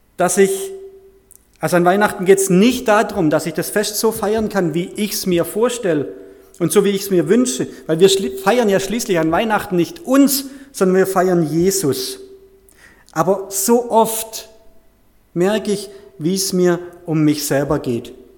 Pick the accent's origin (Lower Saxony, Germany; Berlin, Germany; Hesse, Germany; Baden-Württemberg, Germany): Baden-Württemberg, Germany; Heilbronn area; moved away as an adult; also born or lived in Bad Liebenzell / Künzelsau; now in Weidenbach, Germany; ich stamme ursprünglich aus, dem, aus der Gegend von Heilbronn, dort aus einer kleinen Gemeinschaft